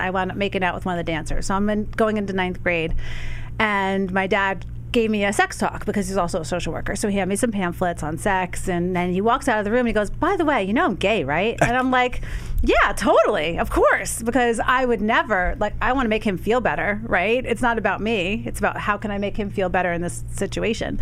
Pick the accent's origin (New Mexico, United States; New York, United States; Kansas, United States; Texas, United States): New York, United States; Garden City; also born or lived in Bayport, New York; I'm a Long Islander, grew up in Garden City, live in Bayport